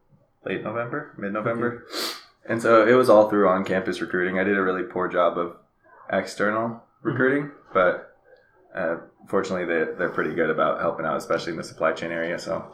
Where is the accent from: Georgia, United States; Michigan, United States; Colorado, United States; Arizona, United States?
Arizona, United States; also born or lived in New Hampshire; Pretty much Arizona. I've been here since 2004. Before that, lived in New Hampshire. My family's moved around a little bit, so I've traveled and spent some time in Texas or Dubai, mm-hmm. but pretty much home base is Arizona.